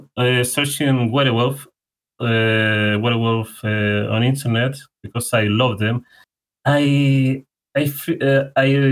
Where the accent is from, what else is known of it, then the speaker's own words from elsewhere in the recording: Chile; first language Spanish; English is a second language; I'm from Chile. So for people that are listening, my main language is Spanish